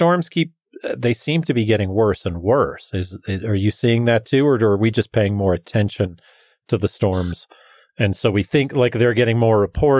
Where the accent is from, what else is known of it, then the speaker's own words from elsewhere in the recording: the South, United States; I'm from the South.